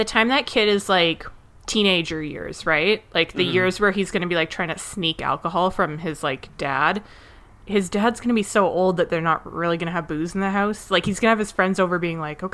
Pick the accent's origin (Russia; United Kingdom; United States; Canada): Canada; I'm Canadian, I don't get that channel